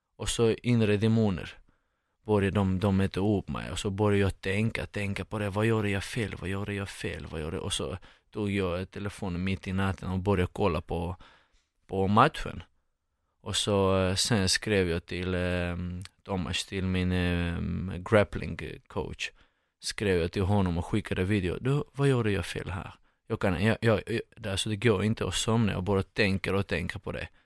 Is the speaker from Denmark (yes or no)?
no; Moscow, Russia; Swedish is a second language; moved away as an adult; also born or lived in Georgia / Saint Petersburg, Russia; now in Sweden; sen eh, i Moskva 15-14 år. Så jag eh, gick, till, gick i skolan där och eh, växte upp där i Ryssland.